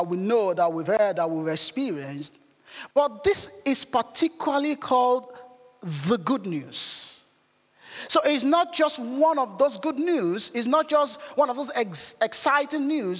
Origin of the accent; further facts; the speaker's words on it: Nigeria; moved away; growing up in Nigeria